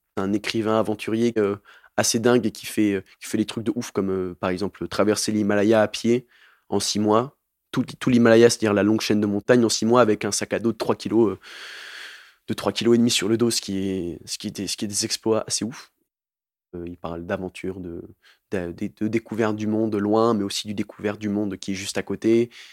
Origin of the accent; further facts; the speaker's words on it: Montpellier, Occitania, France; je viens de Montpellier